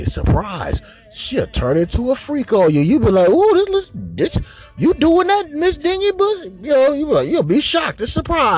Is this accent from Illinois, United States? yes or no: no; Los Angeles, California, United States; me growing up in Los Angeles